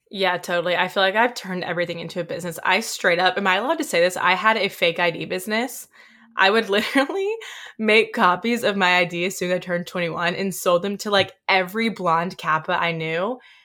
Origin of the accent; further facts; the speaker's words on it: Oxford, Mississippi, United States; I was from Oxford, and a lot of the people who were working as, like, bouncers or people at restaurants went to my high school